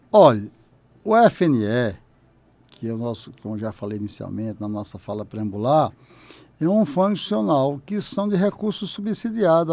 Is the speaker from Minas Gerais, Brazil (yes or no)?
no; Oeiras, Piauí, Brazil; moved away; enquanto piauiense, que estou retornando